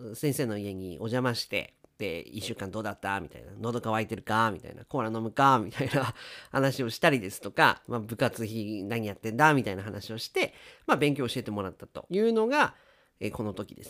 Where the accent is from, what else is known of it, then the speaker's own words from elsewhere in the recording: Japan; 私たち日本人